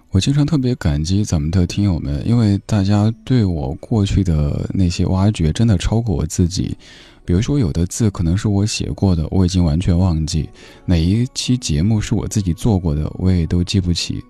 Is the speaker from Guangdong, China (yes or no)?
no; Chengdu, Sichuan, China; accent: Sichuanese; 我家是成都的，然后说四川话